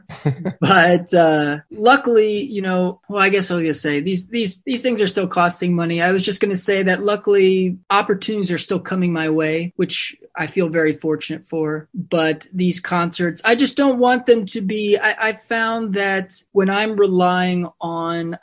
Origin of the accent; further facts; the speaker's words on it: Maryland, United States; now in New York, United States; growing up in Maryland